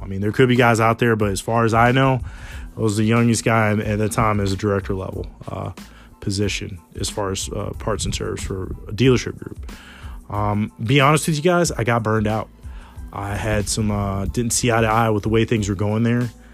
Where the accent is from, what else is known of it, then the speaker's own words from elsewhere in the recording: Smithfield, Virginia, United States; I'm born and raised in Smithfield, Virginia.